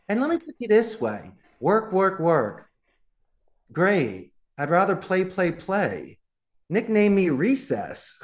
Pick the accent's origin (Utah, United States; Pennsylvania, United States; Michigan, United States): Pennsylvania, United States; Philadelphia; accent: Philadelphia; moved away as an adult; from Northeast Philadelphia